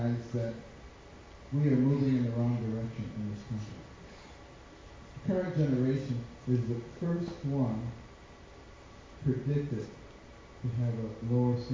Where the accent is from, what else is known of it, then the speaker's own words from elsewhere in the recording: United States; I was born in America and I know the Lord.